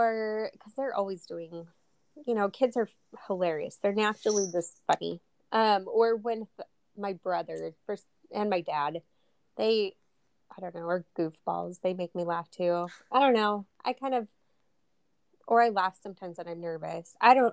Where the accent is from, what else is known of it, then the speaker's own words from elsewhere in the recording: Dallas, Texas, United States; Yeah, I was born in Dallas, Texas, and then I was adopted.